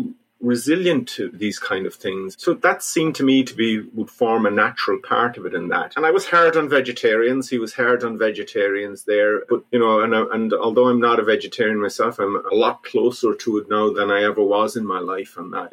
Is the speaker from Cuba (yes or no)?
no; North Mayo, Connacht, Ireland; also born or lived in London; we used to come home in the summer to visit my mum's place in North Mayo